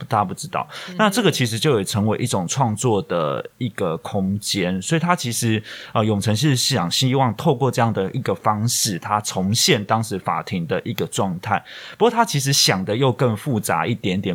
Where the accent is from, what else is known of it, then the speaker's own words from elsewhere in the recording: Taiwan; 我们作为台湾人也好